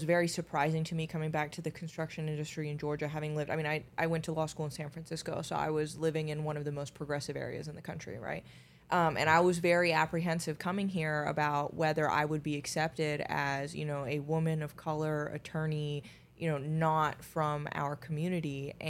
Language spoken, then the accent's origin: English; Finland; moved away; I mean, I was born in Finland, so yes.